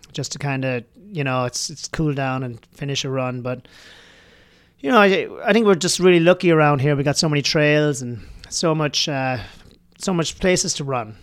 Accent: Ireland; moved away; I grew up in Ireland. Um, you know, I actually grew up on a, a dairy farm in Ireland

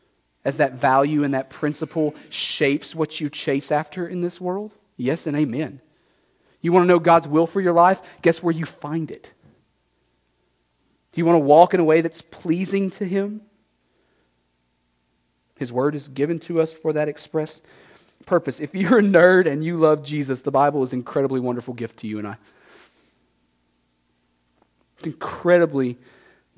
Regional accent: Texas, United States; moved away as an adult; now in Nashua, United States; I grew up in Texas, as you can tell

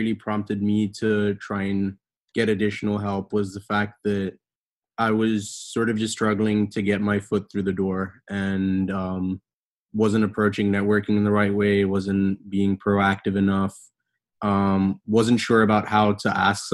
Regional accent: Bahrain; moved away as an adult; now in United States; I'm originally from Bahrain, lived there all my life, and then decided to come to the States for undergraduate studies.

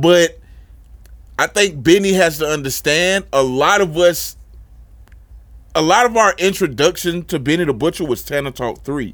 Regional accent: Florida, United States; as a Floridian

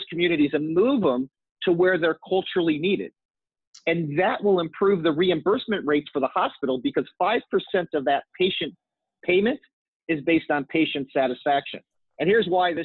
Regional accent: St. Louis, Missouri, United States; I'm an Irish Catholic boy from the Midwest. I'm from St. Louis.

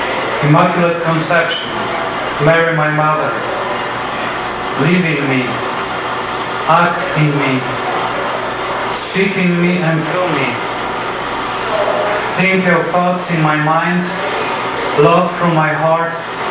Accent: Poland; English is a second language; now in United States; the moment of huge tension in our country. As I was saying, I was born in 77, so it was still the communist system

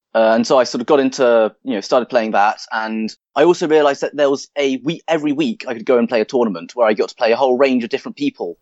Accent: London, United Kingdom; moved away as an adult; now in Lancaster, United Kingdom; I'm originally from London

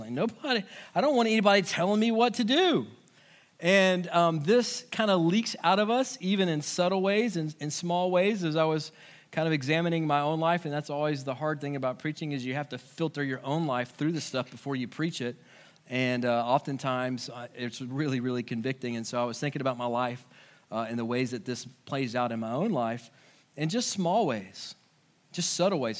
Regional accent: United States; it's doubly hard sometimes for us as Americans because our whole culture is built on the idea of individualism

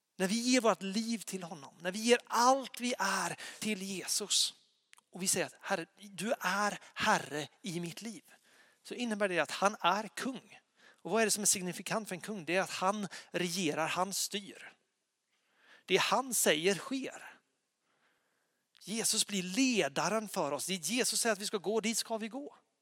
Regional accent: Lysekil, Västra Götaland, Sweden; moved away; jag bodde hemma i Lysekil då

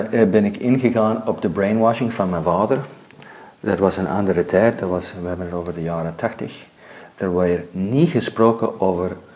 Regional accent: California, United States; Ik ben nu ook opgegroeid in Zuid-Californië en daar, eh, Amerikaanse cultuur is anders dan Belgische cultuur.

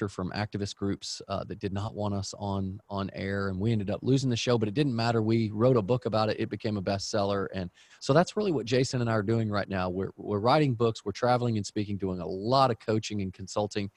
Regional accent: Dallas, Texas, United States; we grew up in Dallas, Texas

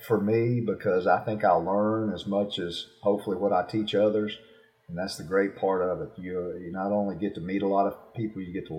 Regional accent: the South, United States; you know, I'm from the South, so I like barbecue, and I cook barbecue

